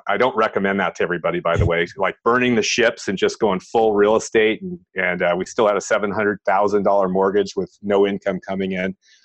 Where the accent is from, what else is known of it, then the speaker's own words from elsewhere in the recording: San Francisco Bay Area, California, United States; I grew up in the San Francisco, California Bay Area.